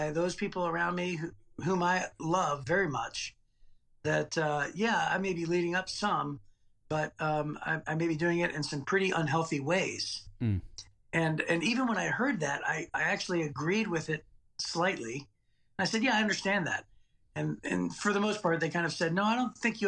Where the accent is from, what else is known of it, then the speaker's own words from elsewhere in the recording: Youngstown, Ohio, United States; now in Clinton Township, Michigan, United States; I grew up in Youngstown, Ohio